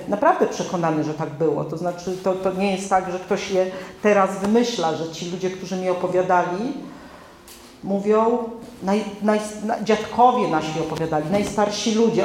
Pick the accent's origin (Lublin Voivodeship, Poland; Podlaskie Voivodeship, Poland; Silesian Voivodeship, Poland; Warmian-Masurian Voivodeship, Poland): Podlaskie Voivodeship, Poland; ja z Podlasia